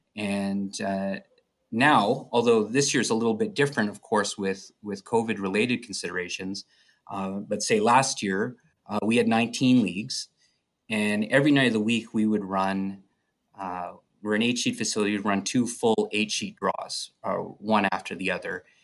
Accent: Edmonton, Alberta, Canada; moved away as an adult; also born or lived in Chicago, United States; I'm originally from Edmonton, uh, born and raised

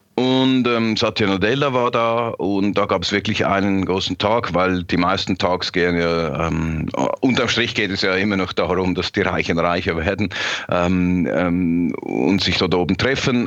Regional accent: Switzerland; ich als Schweizer.

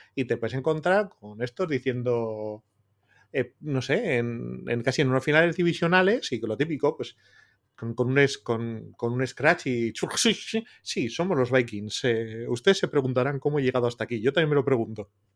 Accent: Bilbao, Basque Country, Spain; siendo bilbaíno

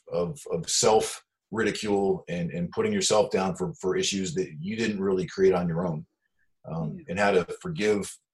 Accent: United States; I was born in the United States hippie time frame

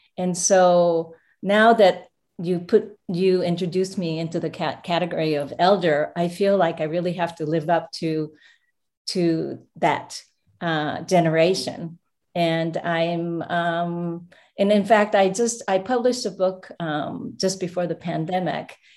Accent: Japan; moved away; also born or lived in United States; I actually was born here, but I went back to Japan and grew up, um, uh, next to my grandmother's house

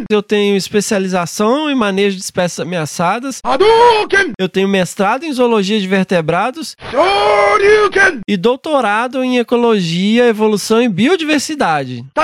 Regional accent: Belo Horizonte, Minas Gerais, Brazil; Sou mineira de Belo Horizonte, nascida e criada.

